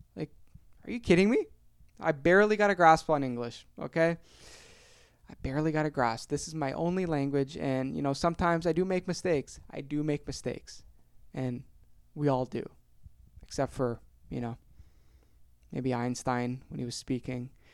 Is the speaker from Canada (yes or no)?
yes; Ontario, Canada; born or raised there